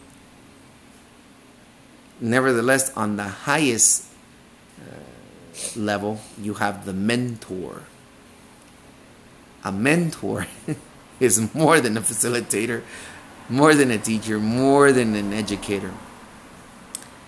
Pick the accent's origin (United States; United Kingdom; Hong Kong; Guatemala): Guatemala; moved away; I came from Guatemala